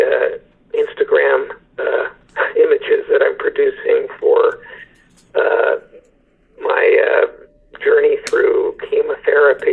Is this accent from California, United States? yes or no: yes; San Francisco, California, United States; moved away as an adult; also born or lived in New York; I'm a San Francisco native